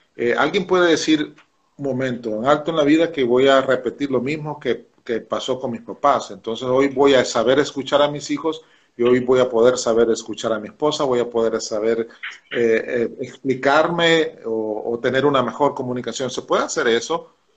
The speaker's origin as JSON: {"language": "Spanish", "country": "El Salvador", "said": "Nosotros los salvadoreños decimos que somos un pueblo de fe"}